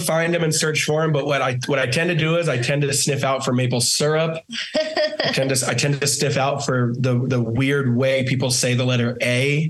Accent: Washington, United States; moved away as an adult; now in Maui, United States; Born and raised. Born and raised in Washington. We've been here 9 years. Yeah, both of us.

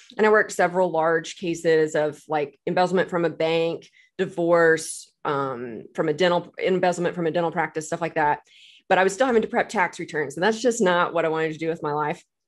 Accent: Texas, United States; moved away as an adult; now in Tulsa, United States; I'm originally from Texas, but I moved here to go to Oral Roberts

